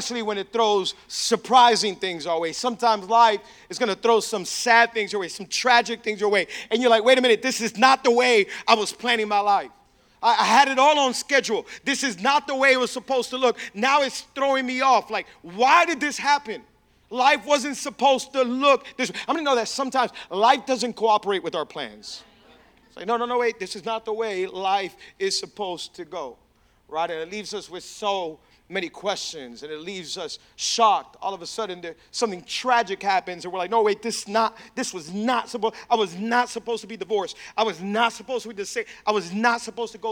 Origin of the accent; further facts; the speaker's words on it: Hialeah, Florida, United States; I was actually born and raised in Hialeah